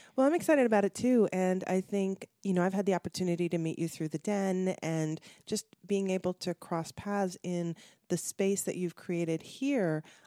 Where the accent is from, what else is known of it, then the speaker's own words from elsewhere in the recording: Connecticut, United States; now in Los Angeles, United States; I grew up in Connecticut